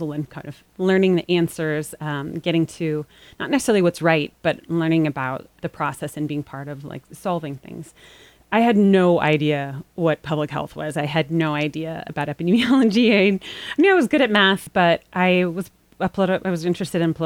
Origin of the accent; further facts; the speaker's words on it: Los Angeles, California, United States; moved away; I grew up in Los Angeles